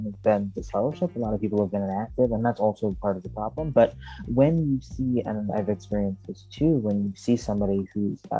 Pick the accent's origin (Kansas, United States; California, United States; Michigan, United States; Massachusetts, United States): Michigan, United States; also born or lived in Chicago; I'm from Michigan, but and I live in Michigan now.